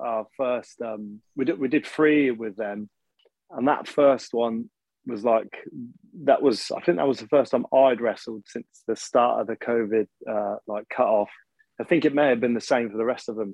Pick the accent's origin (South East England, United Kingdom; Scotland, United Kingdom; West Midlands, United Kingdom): West Midlands, United Kingdom; Birmingham; I'm actually from Birmingham